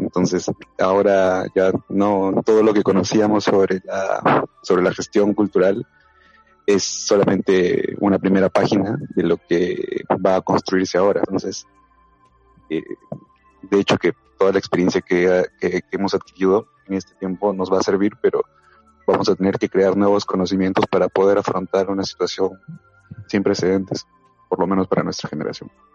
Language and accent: Spanish; Tacna, Peru; moved away as an adult; now in Lima, Peru; en realidad yo no soy de aquí, de Lima, yo soy de Tacna